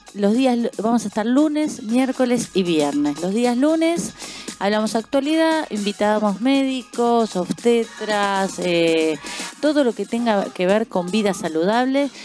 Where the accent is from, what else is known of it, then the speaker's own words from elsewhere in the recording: Uruguay; now in Argentina; no viví acá, yo soy uruguaya, no viví acá